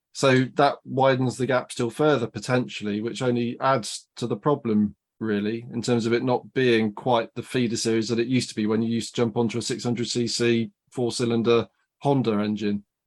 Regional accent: United Kingdom; for us as British fans

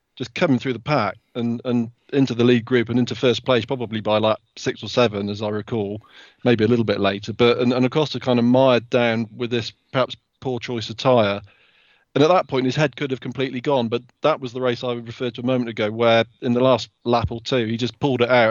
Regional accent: United Kingdom; as a Brit

